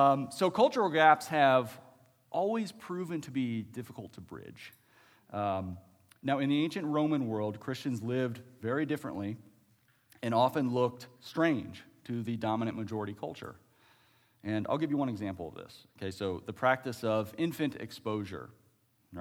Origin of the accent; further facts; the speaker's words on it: Ohio, United States; moved away; I was originally from Ohio